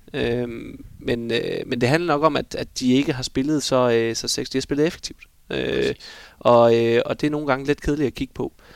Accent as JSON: {"language": "Danish", "country": "Denmark", "said": "vi er danskere"}